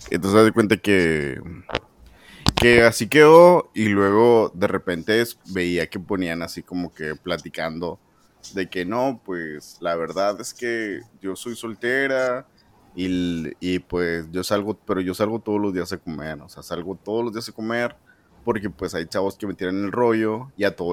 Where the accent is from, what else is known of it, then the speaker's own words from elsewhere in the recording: San Pedro Garza García, Nuevo León, Mexico; mis rumbos son San Pedro y, yo soy de San Pedro.